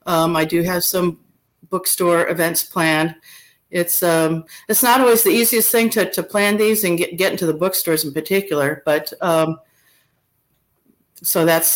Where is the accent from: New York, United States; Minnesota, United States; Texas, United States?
Minnesota, United States; I was up in Minnesota, which is my home state